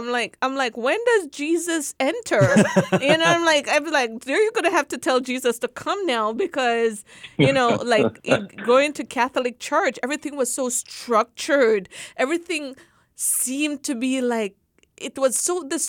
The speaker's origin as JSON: {"language": "English", "country": "Jamaica", "tie": "born or raised there", "moved": "yes", "said": "growing up in Jamaica"}